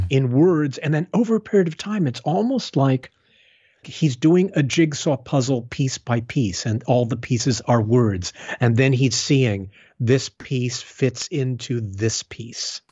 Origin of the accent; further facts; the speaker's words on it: Tucson, Arizona, United States; the state of Arizona where I grew up. I was raised in Tucson